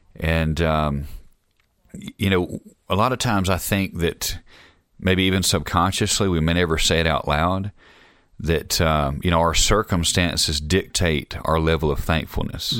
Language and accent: English; Alabama, United States; now in Utah, United States; I'm from Alabama, if, in case y'all didn't know, I wasn't from here